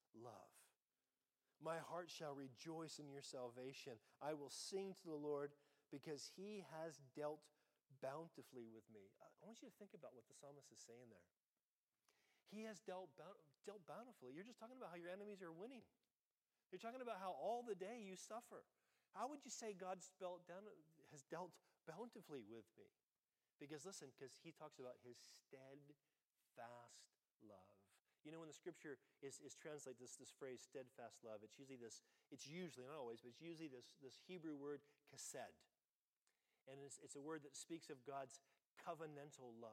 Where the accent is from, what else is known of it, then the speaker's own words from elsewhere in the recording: United States; I'm American